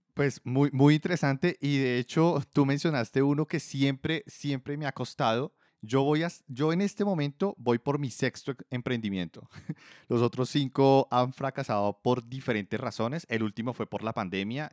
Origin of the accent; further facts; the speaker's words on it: Colombia; yo soy colombiano